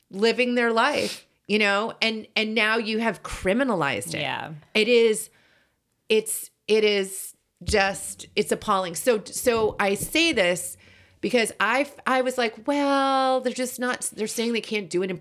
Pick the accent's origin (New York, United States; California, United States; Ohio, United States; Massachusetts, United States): Massachusetts, United States; Boston; so I grew up in Boston and I don't think I ever had an accent, even though both my parents have accents.